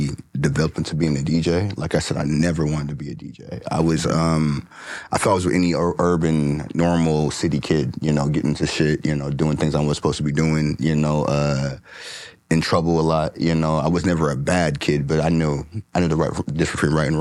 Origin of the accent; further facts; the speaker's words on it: Federal Way, Washington, United States; also born or lived in Cleveland, Ohio; I was raised in Federal Way. Grew up in a little small town out there.